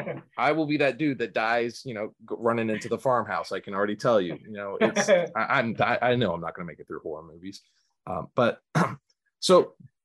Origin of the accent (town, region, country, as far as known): Connecticut, United States; born or raised there; also born or lived in New England